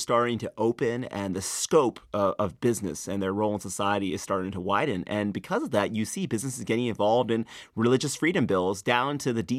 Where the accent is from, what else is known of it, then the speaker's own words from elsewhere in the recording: North Carolina, United States; I would travel around the country, and people right. would, when I told people I was from North right. Carolina, they'd ask me what I thought about HB2.